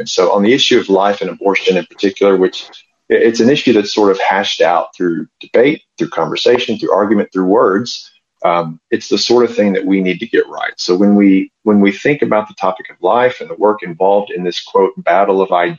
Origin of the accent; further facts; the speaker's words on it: Texas, United States; as a good Texan myself